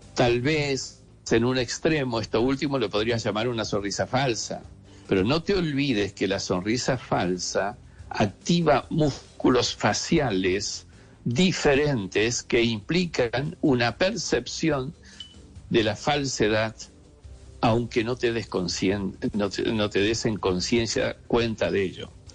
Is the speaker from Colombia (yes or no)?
no; Argentina; also born or lived in Spain / Salamanca / Madrid; Yo nací en Argentina y hoy día vivo parte del año en Argentina y parte del año en España